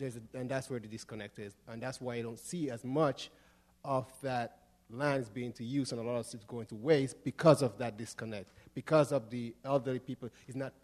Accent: Grenada; moved away; I grew up in Grenada

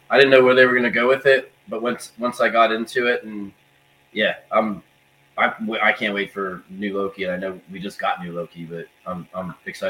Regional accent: South Florida, United States; moved away; I grew up in South Florida and went to the same school as the guys from like ….

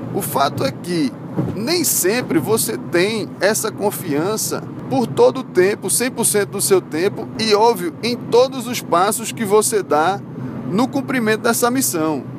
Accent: Recife, Pernambuco, Brazil; accent: recifense; moved away as an adult; also born or lived in Salvador, Bahia; o meu sotaque é um sotaque bastante recifense, né? Eu morava em Salvador, mas não precisava dizer isso para todo mundo. O que é que eu fazia sempre? A pessoa percebia logo pelo meu sotaque que eu era de Recife, que eu sou de Recife

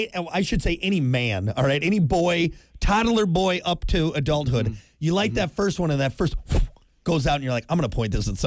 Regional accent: United States; I can say whatever I want because I'm an American, all right?

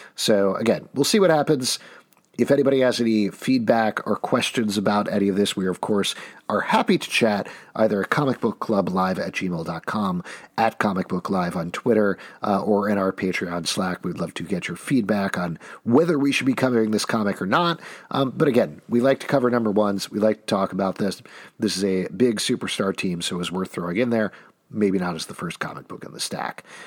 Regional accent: New York, United States; as a New Yorker

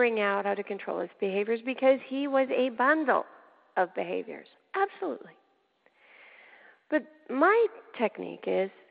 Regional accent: Canada; moved away as an adult; now in United States; way back, before I came into the States, I lived in Canada. I'm a Canadian by birth

